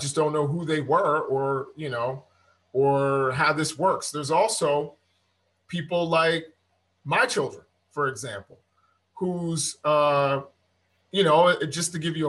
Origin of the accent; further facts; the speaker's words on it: Germany; you hear and learn a lot about the Holocaust growing up in Germany.